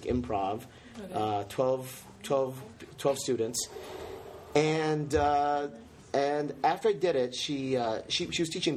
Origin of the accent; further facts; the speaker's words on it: Chicago, Illinois, United States; moved away as an adult; now in Boston, United States; I'm originally from Chicago, specifically the south side of Chicago